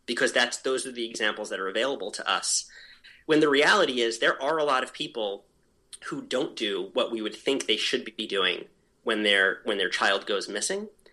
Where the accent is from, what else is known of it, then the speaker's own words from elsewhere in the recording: New York, United States; moved away as an adult; also born or lived in Baltimore / New England; now in New Hampshire, United States; I grew up in New York, and then I lived in Baltimore, and then I moved to New England